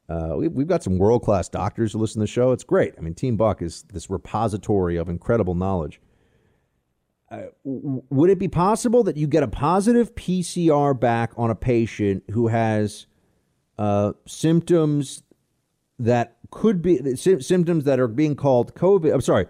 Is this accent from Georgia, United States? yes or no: no; California, United States; moved away as an adult; I'm originally from California, and I moved to Colorado 10 years ago for work and a change of scenery, not for politics.